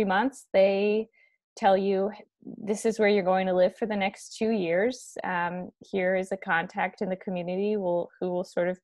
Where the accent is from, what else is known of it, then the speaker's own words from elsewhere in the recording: Baton Rouge, Louisiana, United States; moved away as an adult; also born or lived in Ukraine; now in Washington, D.C., United States; I grew up in Baton Rouge, Louisiana